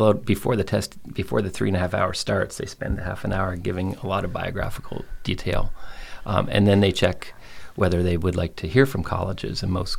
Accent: Belleville, Ontario, Canada; born or raised there; also born or lived in Nova Scotia / Monterey, California

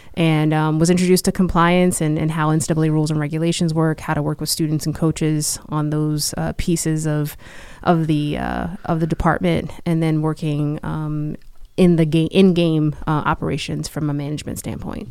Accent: Hillside, New Jersey, United States; also born or lived in Newark, New Jersey; I grew up in Hillside, New Jersey

